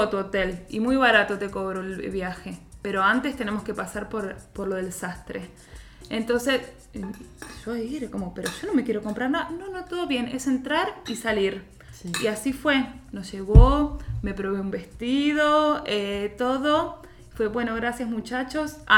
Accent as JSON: {"language": "Spanish", "country": "Argentina", "said": "nosotros somos argentinas"}